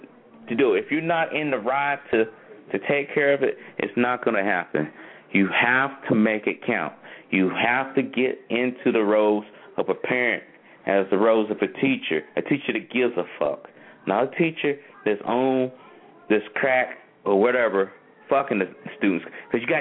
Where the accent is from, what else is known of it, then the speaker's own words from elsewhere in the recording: North Carolina, United States; where I'm from North Carolina